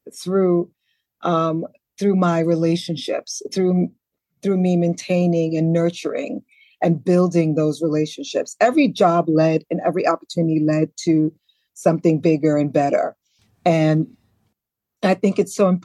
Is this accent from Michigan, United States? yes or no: no; New York City, New York, United States; also born or lived in Antigua; growing up in the Bronx